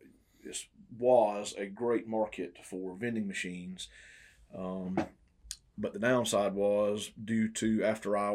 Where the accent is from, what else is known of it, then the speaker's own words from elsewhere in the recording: Twin City, Georgia, United States; also born or lived in Nashville, Tennessee; Born and raised in Emanuel County, grew up in Twin City, went to ECI